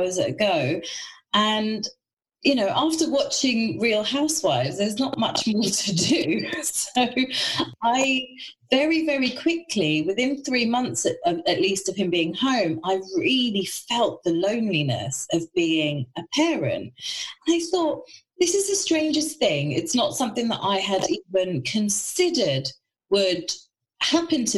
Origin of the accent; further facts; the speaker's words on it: London, United Kingdom; I'm a Londoner, and all my friends and family are in London